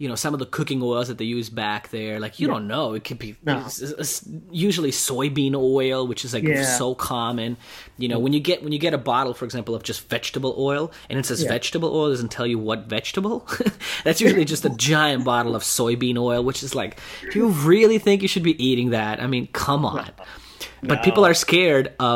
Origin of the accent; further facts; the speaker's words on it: Russia; now in United States; I'm from Russia originally. So when I moved to US